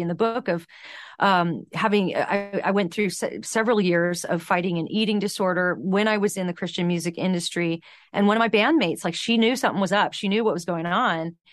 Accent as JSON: {"language": "English", "area": "San Fernando Valley", "region": "California", "country": "United States", "tie": "born or raised there", "said": "growing up in the San Fernando Valley"}